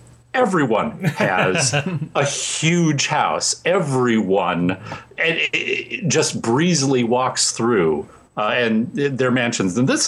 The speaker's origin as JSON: {"language": "English", "town": "Chicago", "region": "Illinois", "country": "United States", "tie": "born or raised there", "moved": "yes", "lives_now": "Washington, D.C., United States", "said": "I'm originally from the Chicago area and would have gone to one of the schools that stood in for Shermer High in the Breakfast Club."}